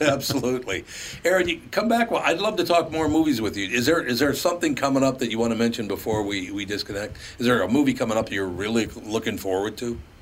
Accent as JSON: {"language": "English", "town": "Minneapolis", "region": "Minnesota", "country": "United States", "tie": "born or raised there", "said": "Growing up on West Broadway in North Minneapolis"}